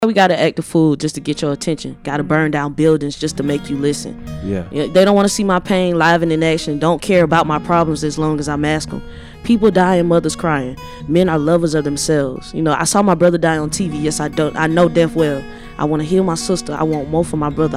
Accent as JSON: {"language": "English", "region": "the South", "country": "United States", "said": "I'm from the South."}